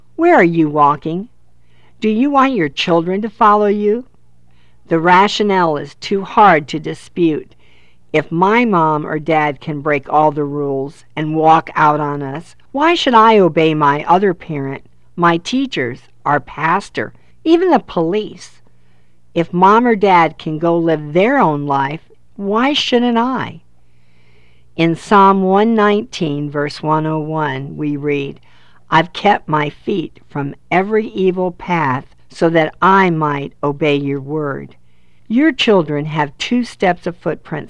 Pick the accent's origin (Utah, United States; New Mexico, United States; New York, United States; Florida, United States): Florida, United States; We live in Florida, 2 miles from our city's beach. I have many memories from being a child to a teenager to an adult playing with our children and grandchildren at the beach